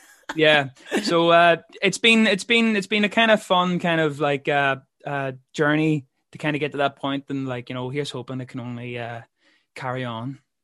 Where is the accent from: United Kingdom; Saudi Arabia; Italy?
United Kingdom; Belfast, Northern Ireland; also born or lived in London; I'm from Belfast